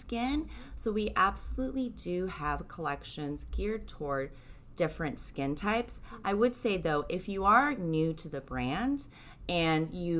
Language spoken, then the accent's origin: English; Japan; moved away; being born and raised in Japan